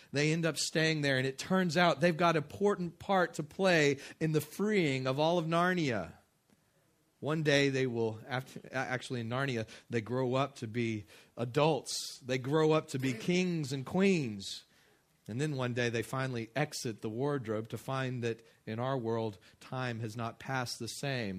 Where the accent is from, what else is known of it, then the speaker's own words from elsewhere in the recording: West Texas, United States; I grew up in West Texas